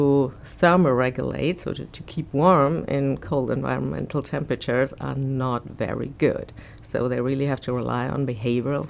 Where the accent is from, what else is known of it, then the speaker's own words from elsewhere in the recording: Bonn, North Rhine-Westphalia, Germany; English is a second language; moved away as an adult; also born or lived in Rostock, Germany; now in Florida, United States; I'm from Germany, Bonn, the former capital, but the last 10 years before my arrival at Florida, I spent at Rostock